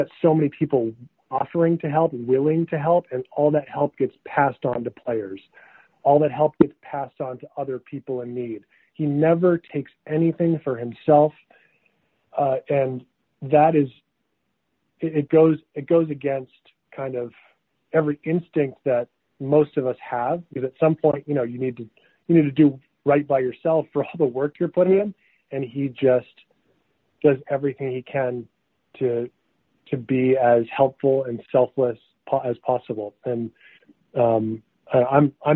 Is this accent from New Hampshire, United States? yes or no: yes; New Hampshire, United States; also born or lived in Massachusetts; I grew up in New Hampshire, a lot in Massachusetts.